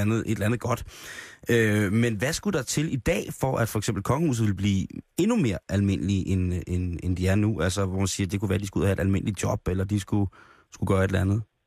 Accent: Roskilde, Zealand, Denmark; jeg er barn af provinsen, jeg er fra Roskilde

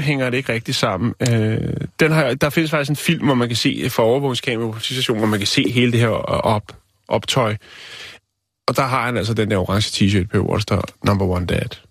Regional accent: Vium, Central Denmark Region, Denmark; Min fødeby

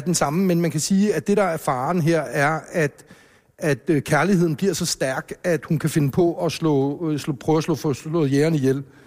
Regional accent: Hellerup, Capital Region of Denmark, Denmark; hjemme i villaen øh, i Hellerup, hvor, hvor jeg voksede op

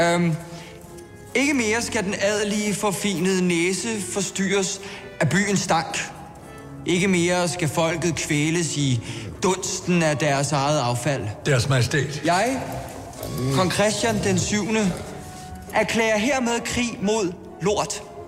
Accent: Gilleleje, Capital Region of Denmark, Denmark; moved away as an adult; also born or lived in Bornholm; now in Copenhagen, Denmark; jeg er født på Bornholm, faktisk. Øh, og så boede jeg der, da jeg var seks. Og så flyttede vi alle sammen til Gilleleje op i Nordsjælland, øh, hvor jeg så voksede op og gik i folkeskole

